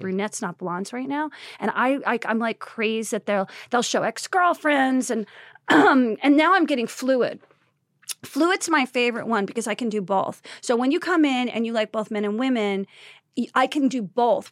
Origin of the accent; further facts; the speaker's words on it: New Jersey, United States; I grew up in Jersey